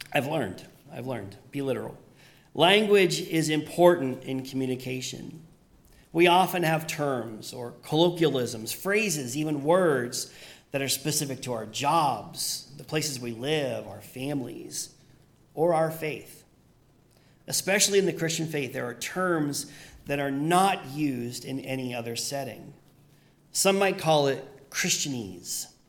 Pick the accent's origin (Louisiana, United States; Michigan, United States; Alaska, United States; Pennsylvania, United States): Pennsylvania, United States; moved away; where I grew up in Pennsylvania, we just we just called them the suburbs